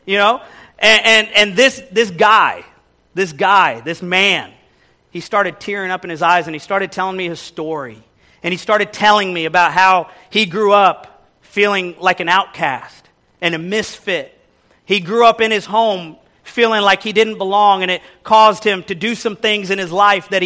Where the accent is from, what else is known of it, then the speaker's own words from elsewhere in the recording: Kansas City, Missouri, United States; moved away as an adult; also born or lived in Texas; now in New York City, United States; growing up in Midwest Kansas City, Missouri.